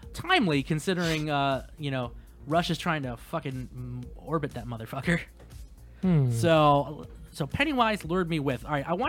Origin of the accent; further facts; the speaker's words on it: Frederick, United States; born or raised there